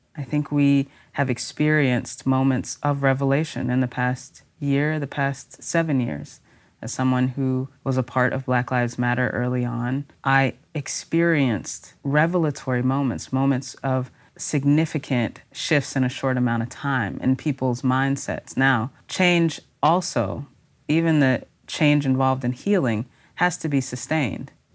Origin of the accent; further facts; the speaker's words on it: Texas, United States; I'm a Texan in particular